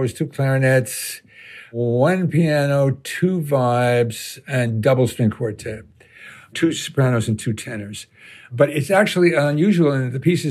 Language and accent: English; United States; being an American